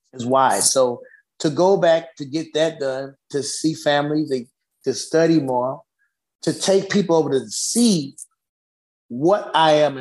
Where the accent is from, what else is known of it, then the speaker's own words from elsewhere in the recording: United States; I was raised in America